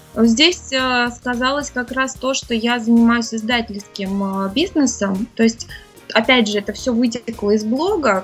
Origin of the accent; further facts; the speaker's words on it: Moscow, Russia; moved away as an adult; now in Singapore; я родилась в Москве